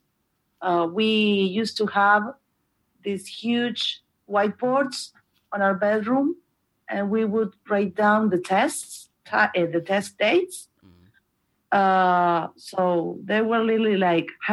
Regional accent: Montevideo, Uruguay; English is a second language; I was born and raised here in Montevideo, Uruguay, the capital city

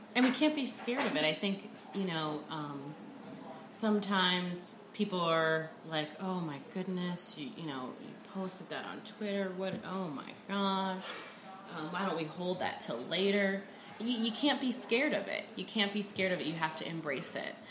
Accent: New Jersey, United States; moved away as an adult; also born or lived in New Orleans; I'm from New Jersey originally

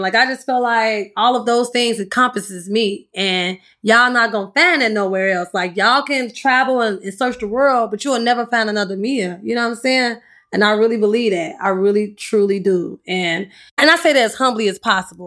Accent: Chicago, Illinois, United States; I'm from the South Side of Chicago

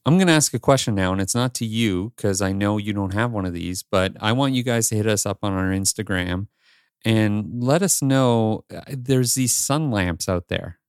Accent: Northern Ontario, Canada; moved away as an adult; also born or lived in Toronto area, Canada / Los Angeles, United States / New York, United States; now in Greater Toronto Area, Canada; I grew up with you in Northern Ontario, and then I decided I'm moving to the Toronto area

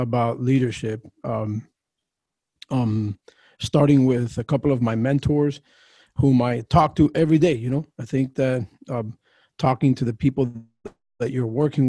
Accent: Miami, Florida, United States; now in Fort Myers, United States; I grew up in Miami and was in that area from 1980 all the way through to last year

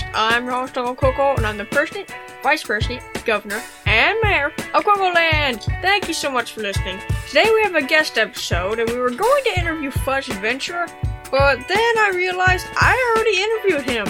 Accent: Birmingham, Alabama, United States; I'm from Birmingham, Alabama.

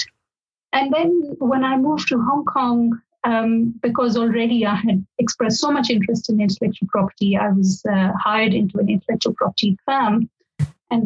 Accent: India; moved away as an adult; now in Oxford, United Kingdom; I am from India originally. That's where I did my basic law degree as well.

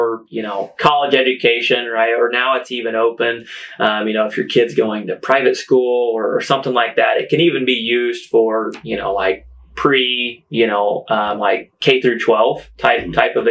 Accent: Washington County, Indiana, United States; also born or lived in West Lafayette, Indiana; I was able to move back home late 2016

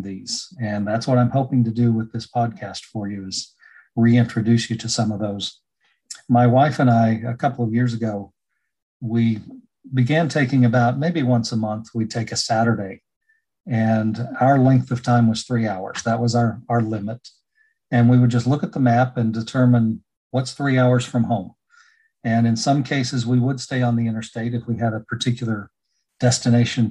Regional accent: North Carolina, United States; this is my home state

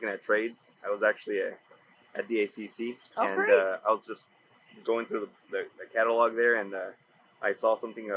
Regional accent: Los Angeles, California, United States; moved away as an adult; now in El Paso, United States; I was born in El Paso, but I was raised in Los Angeles. I moved back here about 10 years ago

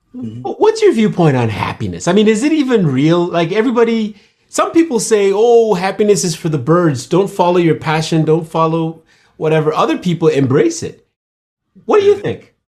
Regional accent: Nigeria; moved away; I was born in hmm. Nigeria

